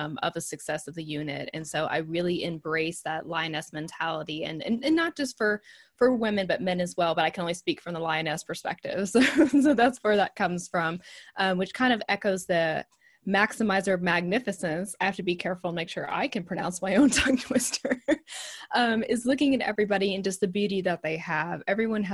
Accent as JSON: {"language": "English", "region": "Texas", "country": "United States", "accent": "Southern", "said": "I'm from Texas."}